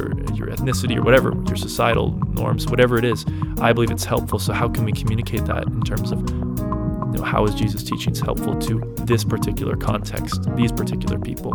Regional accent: Canada; now in Portland, United States; I'm from Canada

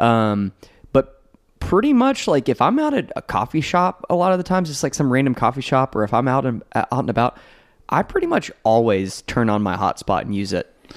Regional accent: Kentucky, United States; I'm from Kentucky

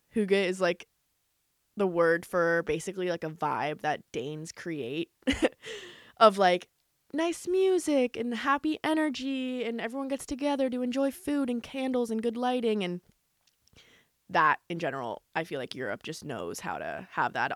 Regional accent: United States; now in Los Angeles, United States; Growing up in America, especially living in L

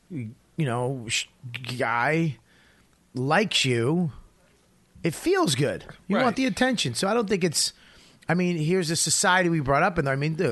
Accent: Medford, Massachusetts, United States; I grew up in Medford.

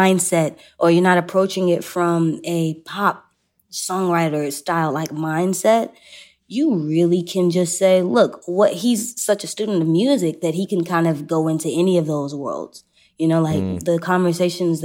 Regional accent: Texas, United States; I'm from Texas

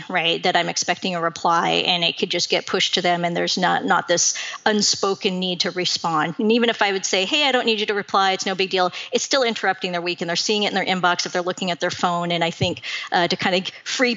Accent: Seattle, Washington, United States; I was born and raised in Seattle

